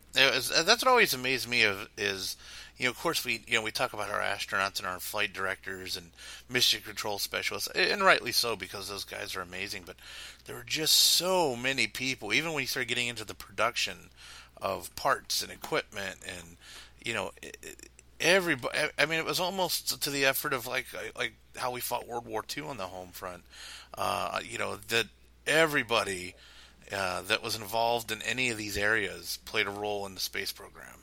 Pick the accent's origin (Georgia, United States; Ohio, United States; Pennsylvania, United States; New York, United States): Pennsylvania, United States; Pittsburgh; I grew up in Pittsburgh